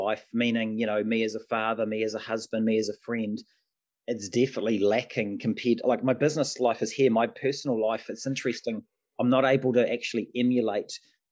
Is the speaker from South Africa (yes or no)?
no; Auckland, New Zealand; also born or lived in Sydney, Australia; effectively lived 10 months in Sydney, grew up in Mount Roskill in Auckland